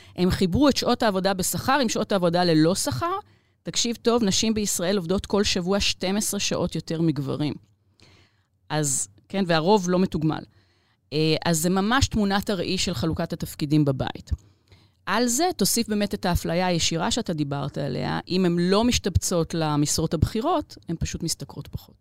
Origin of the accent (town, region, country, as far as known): Israel